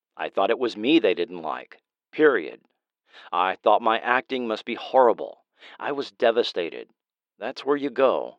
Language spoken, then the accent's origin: English; New York, United States; I was young, I was from New York, and like Monique, I didn't know what I was doing.